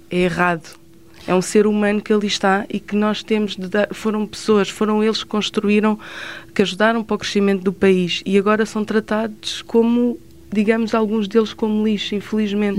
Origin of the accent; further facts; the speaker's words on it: Sintra, Lisbon, Portugal; eu trabalho aqui em Sintra, nasci em Sintra